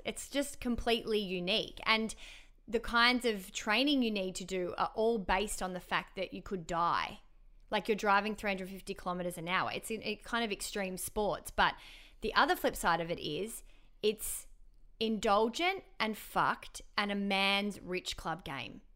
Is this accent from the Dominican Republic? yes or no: no; Melbourne, Victoria, Australia; now in Sydney, Australia; I'm from Melbourne